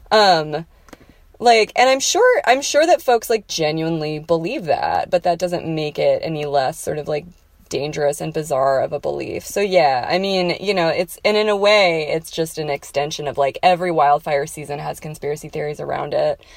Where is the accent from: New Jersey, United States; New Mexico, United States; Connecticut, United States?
New Mexico, United States; I'm from New Mexico